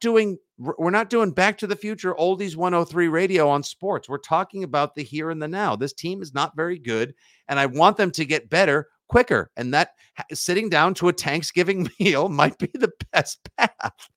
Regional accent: Braintree, Massachusetts, United States; Braintree football, my al- my alma mater, my hometown

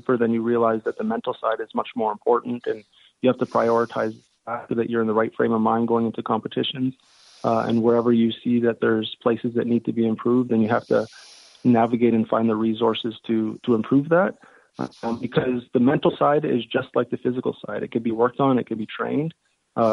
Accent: London, Ontario, Canada; London, Ontario, which is my hometown

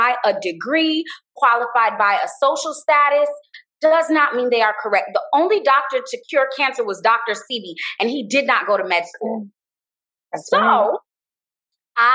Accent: Jamaica; And I say this because I'm Jamaican, you know, we're colonized by the British

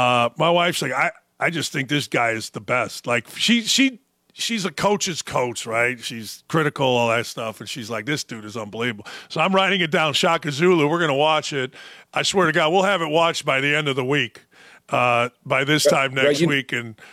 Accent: Gary, Indiana, United States; I grew up in Gary, Indiana, and I wasn't an Indiana basketball fan.

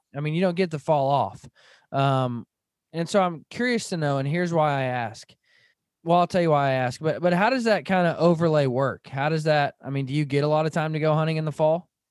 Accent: Van Buren, Arkansas, United States; I grew up in Northwest Arkansas. I grew up in Van Buren, Arkansas

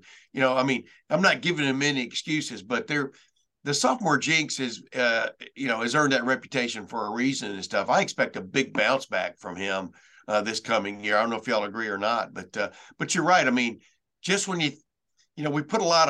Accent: Lufkin, Texas, United States; I'm from Lufkin, Texas.

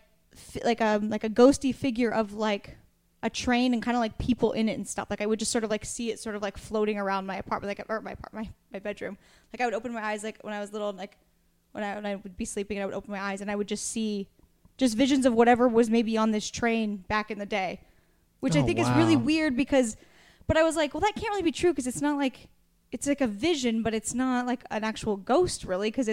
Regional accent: Astoria, Oregon, United States; I grew up in Astoria, and it's just like, you know, it's like an old, like stormy fishing village basically.

